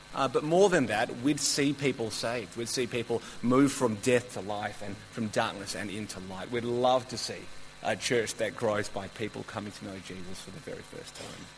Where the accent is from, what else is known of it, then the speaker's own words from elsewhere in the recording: Melbourne, Victoria, Australia; I've grown up in Melbourne my whole life